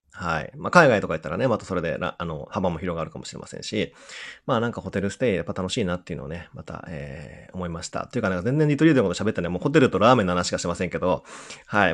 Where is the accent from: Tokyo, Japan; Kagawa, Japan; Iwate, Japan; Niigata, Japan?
Kagawa, Japan; Udon country; うどんの国出身なんで